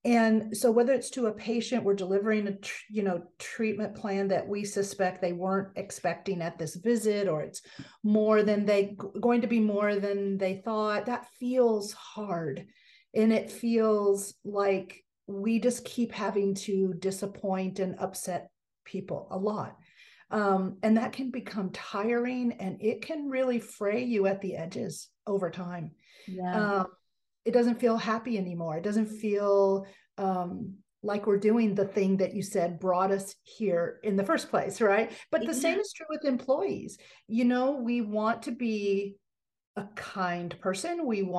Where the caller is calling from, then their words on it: California, United States; Southern California. Yeah. And it is, 70 degrees and beautiful.